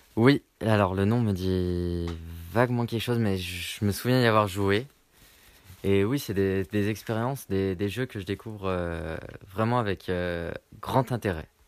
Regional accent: Lyon, Auvergne-Rhône-Alpes, France; je, viens de Lyon

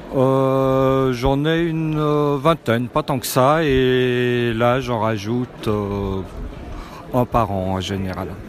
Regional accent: Lyon, Auvergne-Rhône-Alpes, France; je viens de Lyon

